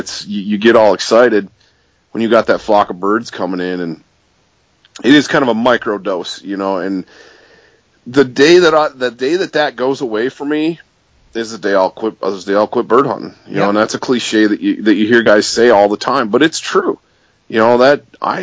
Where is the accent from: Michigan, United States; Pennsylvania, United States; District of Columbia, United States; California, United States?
Michigan, United States; Michigan's Upper Peninsula, United States; I grew up chasing grouse in Michigan's Upper Peninsula